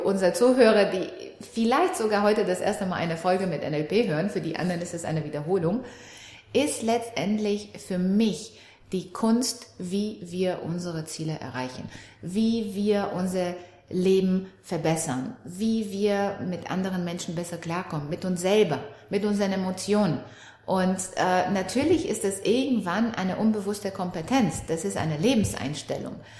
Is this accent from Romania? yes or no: yes; Romania; now in Germany; ich komme aus Rumänien. Ich kam nach der Wende hier nach Deutschland, auch ohne meine Eltern